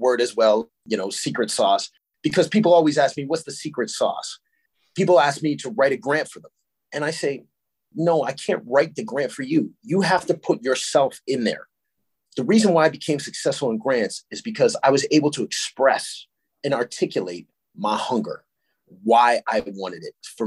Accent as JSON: {"language": "English", "town": "Sarnia", "region": "Ontario", "country": "Canada", "tie": "born or raised there", "also_born_or_lived": "Stratford, Ontario / Petrolia, Ontario", "said": "I grew up in Sarnia"}